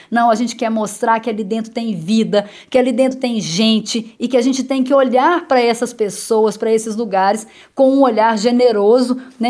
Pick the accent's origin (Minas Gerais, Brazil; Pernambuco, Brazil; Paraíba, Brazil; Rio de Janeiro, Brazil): Minas Gerais, Brazil; Itaúna; accent: mineiro; moved away; o sotaque fica, eu sou da roça mesmo, sou de Itaúna, falo porta, puxo o R